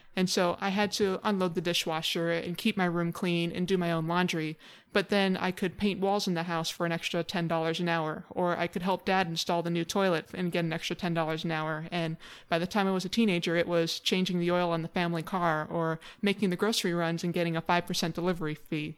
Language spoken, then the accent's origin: English; Honolulu, Hawaii, United States; I was born and raised in Hawaii. I grew up on the island of Oahu